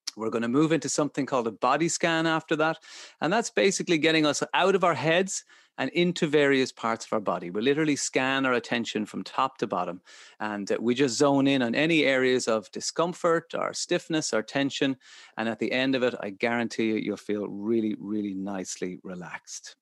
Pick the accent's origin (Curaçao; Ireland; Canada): Ireland; as Irish people